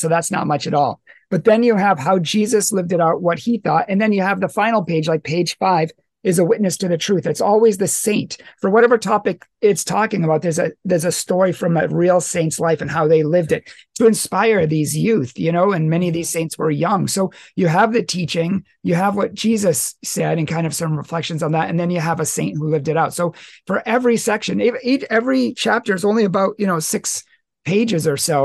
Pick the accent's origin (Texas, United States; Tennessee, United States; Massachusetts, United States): Massachusetts, United States; moved away; from my original state, from where I was born in Massachusetts